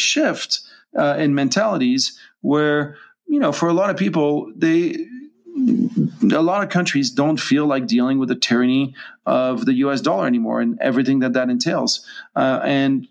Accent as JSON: {"language": "English", "country": "France", "moved": "yes", "lives_now": "Hong Kong", "said": "I'm not American, I'm French, I'm a French citizen living in Hong Kong"}